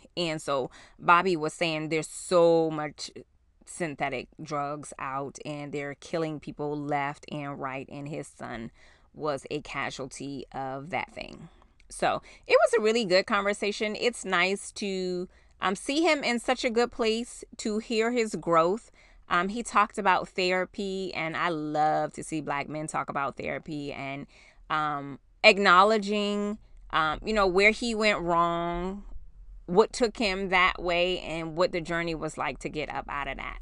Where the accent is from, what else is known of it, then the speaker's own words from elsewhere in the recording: New York, United States; moved away; we were in New York